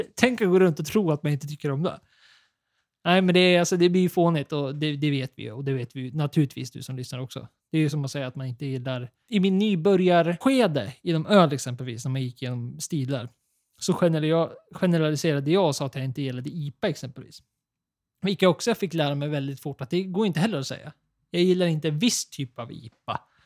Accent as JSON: {"language": "Swedish", "country": "Sweden", "said": "vi är svenskar"}